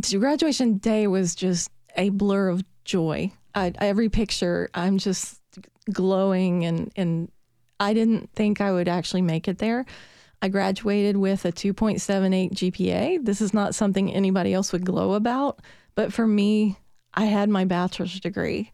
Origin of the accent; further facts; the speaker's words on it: Petersburg, Virginia, United States; accent: Southern; now in Nashville, United States; I was born in Petersburg, Virginia